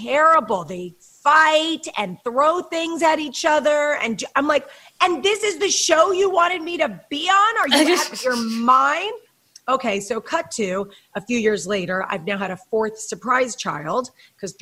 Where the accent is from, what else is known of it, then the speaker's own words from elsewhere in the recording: Chappaqua, New York, United States; moved away as an adult; also born or lived in Los Angeles; now in Orange County, United States; I grew up in the suburbs. I grew up in Chappaqua, so I understand the suburbs